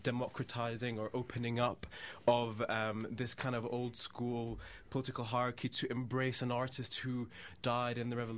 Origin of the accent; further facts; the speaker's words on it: United Kingdom; growing up in Britain